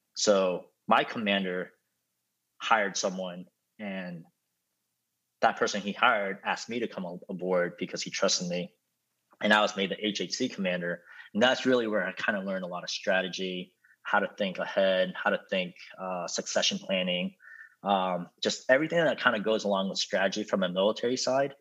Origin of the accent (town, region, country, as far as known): United States